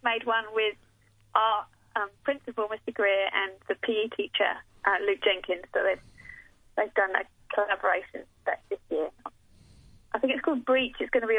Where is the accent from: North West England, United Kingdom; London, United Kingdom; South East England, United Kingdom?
South East England, United Kingdom; Portsmouth; From Portsmouth on the South Coast.